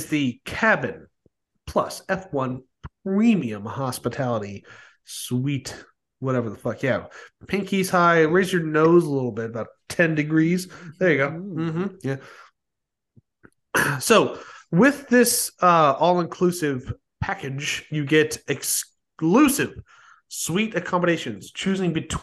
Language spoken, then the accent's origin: English; United States; I'm an American